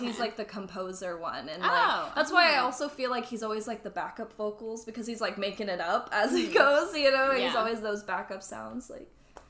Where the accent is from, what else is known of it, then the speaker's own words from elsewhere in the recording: San Diego, California, United States; So I'm actually born and raised here in San Diego.